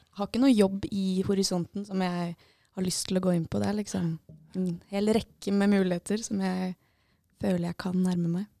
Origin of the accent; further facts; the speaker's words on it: Lillestrøm, Akershus, Norway; moved away as an adult; now in Bodø, Norway; Jeg er fra Lillestrøm. Eller fra Skedsmokorset rett ved Lillestrøm